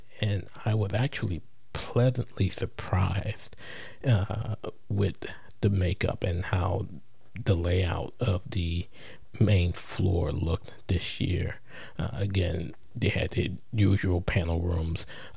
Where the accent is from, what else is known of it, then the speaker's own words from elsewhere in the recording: New Orleans, Louisiana, United States; the Crescent City, which is my hometown